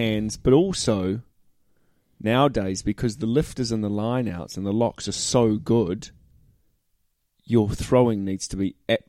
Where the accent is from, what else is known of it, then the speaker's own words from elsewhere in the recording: New Zealand; Well, being a Kiwi